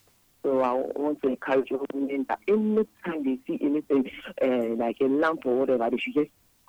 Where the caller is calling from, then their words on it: Houston, Texas, United States; I'm calling from Houston, and I want to contribute on the program.